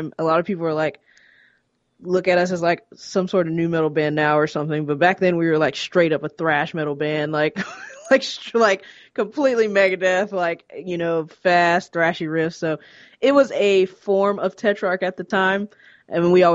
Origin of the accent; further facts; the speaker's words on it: Atlanta, Georgia, United States; moved away as an adult; now in Los Angeles, United States; we were all born in Atlanta. Well, me and Josh, we're from Atlanta, but we lived like kind of a little bit on the outskirts, like 20 minutes, like in the suburbs